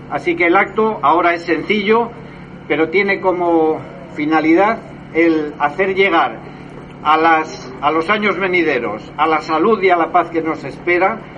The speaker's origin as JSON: {"language": "Spanish", "region": "Tbilisi", "country": "Georgia", "tie": "born there", "said": "Siempre fuimos los niños de Rusia. Yo nací en Tbilisi, en Georgia, pero bueno, siempre fuimos todos los niños de Rusia."}